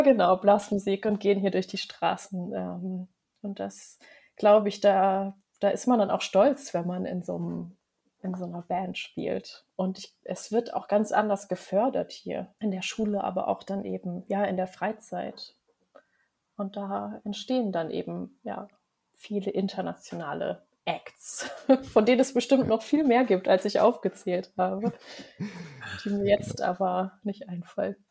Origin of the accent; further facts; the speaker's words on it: Germany; now in Norway; mir als Deutsche